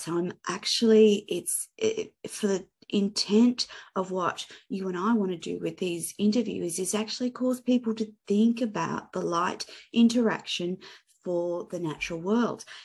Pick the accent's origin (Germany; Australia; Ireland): Australia; also born or lived in Gold Coast, Queensland; as an Australian